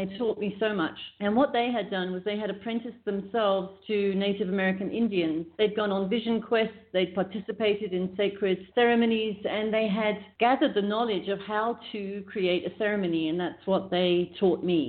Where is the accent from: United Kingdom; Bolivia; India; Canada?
United Kingdom; England; moved away; also born or lived in South Africa / California; I grew up in England